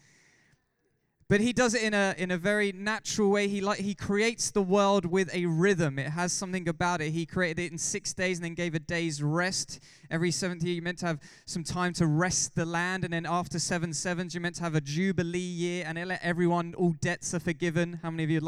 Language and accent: English; England, United Kingdom; We're all English